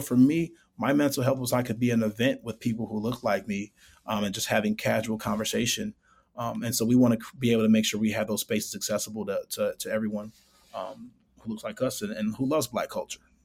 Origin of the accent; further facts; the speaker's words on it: Chicago, Illinois, United States; actually born and raised in Chicago, grew up on the north side, uh, lived on the south side and west side as well.